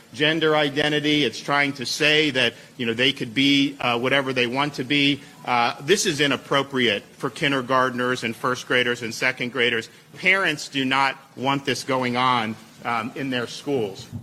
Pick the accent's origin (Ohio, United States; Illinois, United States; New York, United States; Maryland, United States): New York, United States; New York City; now in Bergen County, New Jersey, United States; I grew up in Brooklyn, but I live in Bergen County, New Jersey